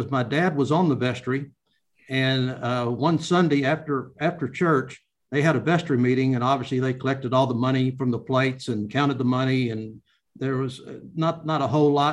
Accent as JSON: {"language": "English", "town": "Richardson", "region": "Texas", "country": "United States", "tie": "born or raised there", "also_born_or_lived": "Dallas, Texas", "said": "we moved to Richardson, Texas, which at that time was a brand-new community, suburb north of Dallas. And so the rest of my growing up days was in Richardson"}